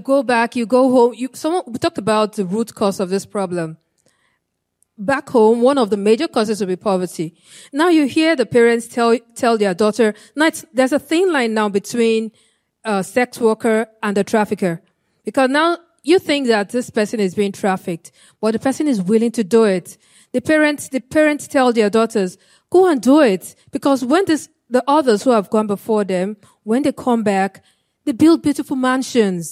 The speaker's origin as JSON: {"language": "English", "country": "Nigeria", "tie": "born or raised there", "moved": "yes", "said": "I'm from Nigeria. And my home state in Nigeria"}